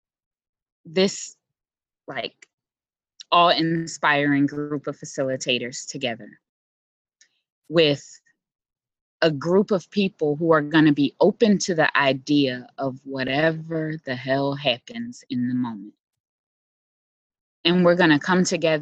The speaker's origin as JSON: {"language": "English", "town": "Philadelphia", "region": "Pennsylvania", "country": "United States", "tie": "born or raised there", "said": "I was born and raised in Philly"}